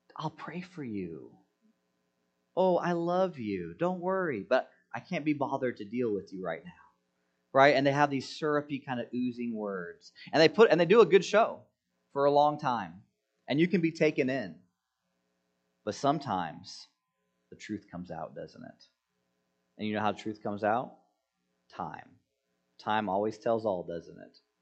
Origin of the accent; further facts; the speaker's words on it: United States; I'm an American citizen.